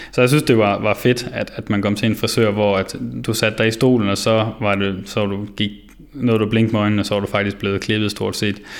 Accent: Vinderup, Central Denmark Region, Denmark; moved away; jeg kommer jo som sagt fra Vinderup af

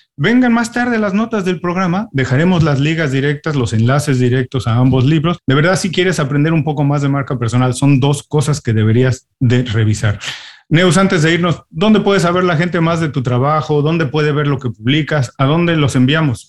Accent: Mexico; now in United States; yo siendo mexicano, viviendo en Estados Unidos

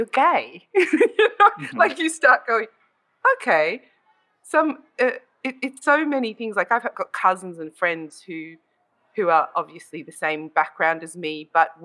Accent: Dandenong, Victoria, Australia; I grew up in Dandenong, which was quite diverse

